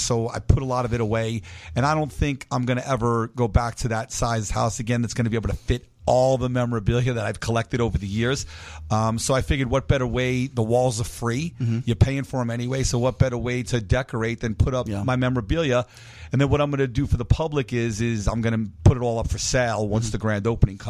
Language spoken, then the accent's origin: English; New York, United States; I'm from New York